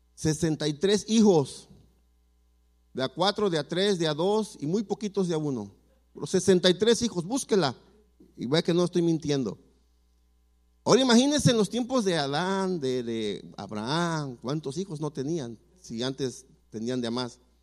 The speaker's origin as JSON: {"language": "Spanish", "region": "Mexico City", "country": "Mexico", "tie": "born or raised there", "said": "yo nací en la Ciudad de México y le puedo mencionar fácil cinco o seis barrios feos"}